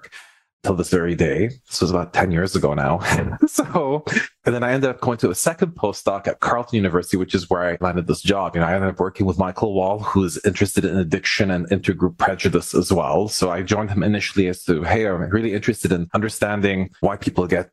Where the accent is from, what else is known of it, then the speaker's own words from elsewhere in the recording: Lebanon; also born or lived in Montreal, Canada; now in Ottawa, Canada; I'm originally from the Middle East in Lebanon. I was born there.